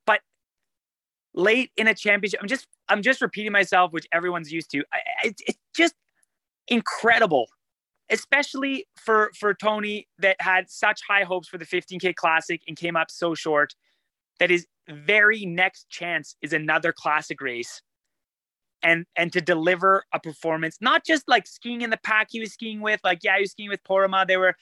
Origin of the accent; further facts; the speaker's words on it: Sudbury, Ontario, Canada; I grew up in Sudbury